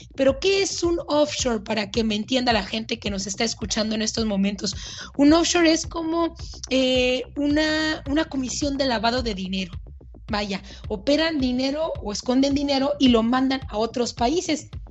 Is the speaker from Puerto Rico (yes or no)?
no; Mexico; como decimos en México